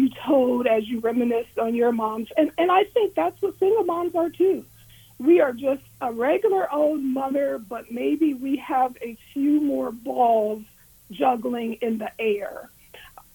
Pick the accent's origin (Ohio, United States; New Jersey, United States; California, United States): Ohio, United States; Warren; moved away as an adult; also born or lived in Washington, D.C.; now in Columbus, United States; I am originally from Warren, Ohio